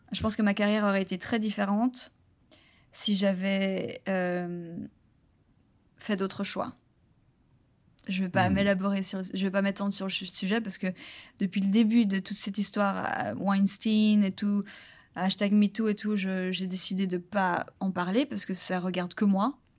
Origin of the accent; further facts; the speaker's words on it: France; accent: very French (accent in English); mon accent euh, super, euh, super français